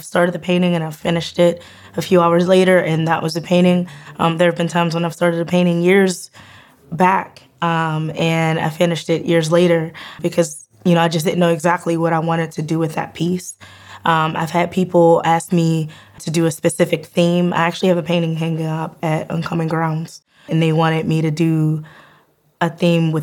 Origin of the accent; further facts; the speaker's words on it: Penn Hills, Pennsylvania, United States; I am from Penn Hills, Pennsylvania. I graduated there.